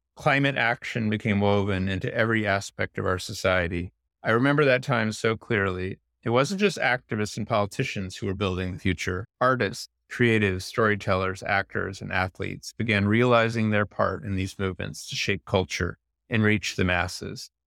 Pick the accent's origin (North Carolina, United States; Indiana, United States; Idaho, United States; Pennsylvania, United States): Indiana, United States; I grew up in Indiana and went to public school